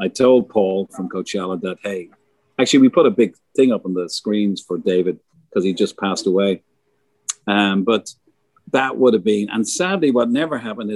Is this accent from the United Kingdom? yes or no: no; Ireland; moved away; as an Irish guy